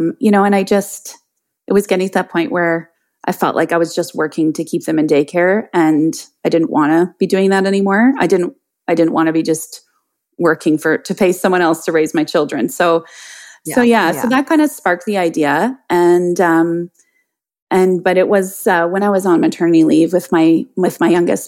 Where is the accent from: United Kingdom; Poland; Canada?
Canada; also born or lived in Ottawa; I am Canadian. I live in Ottawa, which is the capital city of our country